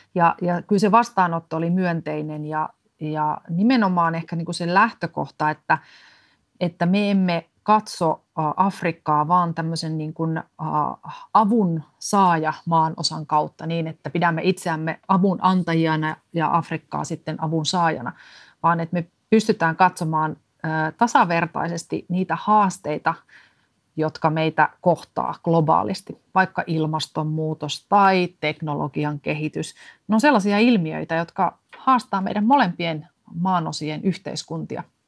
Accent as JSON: {"language": "Finnish", "country": "Finland", "said": "tulen Suomesta"}